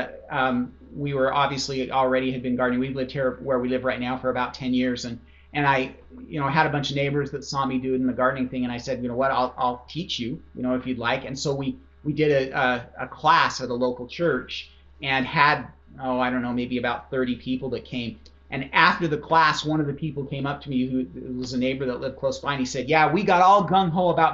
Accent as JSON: {"language": "English", "region": "Idaho", "country": "United States", "tie": "born or raised there", "said": "I grew up in Idaho"}